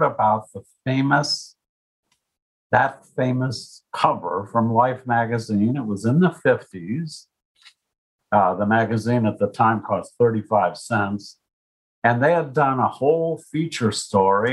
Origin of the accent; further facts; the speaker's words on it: United States; I lived my whole life growing up in the United States in the 50s with nice parents and a good middle-class life.